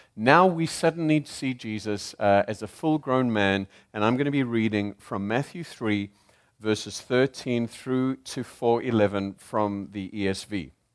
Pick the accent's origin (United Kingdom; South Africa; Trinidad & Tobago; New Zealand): South Africa; accent: South African; also born or lived in Zimbabwe; now in United States; I am South African by accent